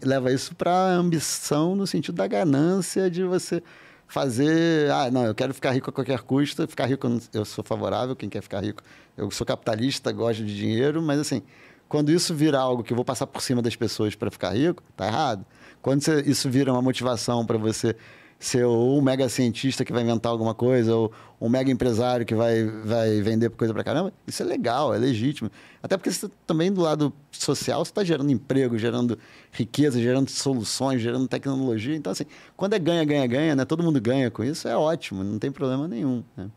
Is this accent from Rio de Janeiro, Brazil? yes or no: yes; Rio de Janeiro, Brazil; moved away as an adult; also born or lived in France; eu sou carioca, morei quase que a vida toda no Rio.